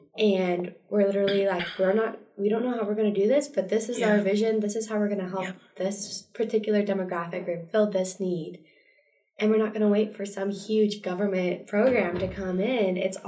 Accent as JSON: {"language": "English", "region": "Montana", "country": "United States", "said": "I'm from Montana. Let's just be clear about"}